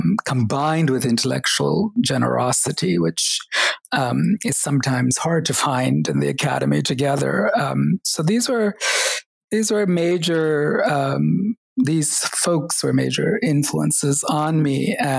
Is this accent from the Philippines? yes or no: no; Oklahoma, United States; also born or lived in Kerala, India / upstate New York / Texas; we ended up growing up in the U.S. Between upstate New York for a year and Texas and Oklahoma for many years. So finished high school in Oklahoma